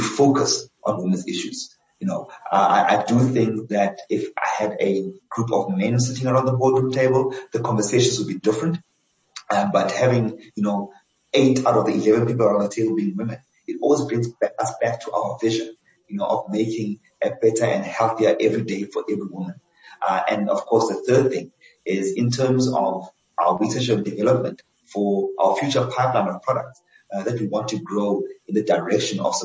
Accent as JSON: {"language": "English", "town": "Johannesburg", "region": "Gauteng", "country": "South Africa", "tie": "born or raised there", "also_born_or_lived": "Cape Town", "said": "I'm a Joburg boy. I was actually born and I grew up in Soweto"}